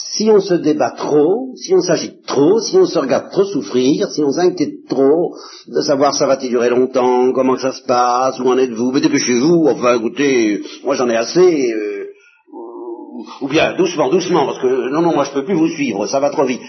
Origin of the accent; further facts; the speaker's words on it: Normandy, France; je suis normand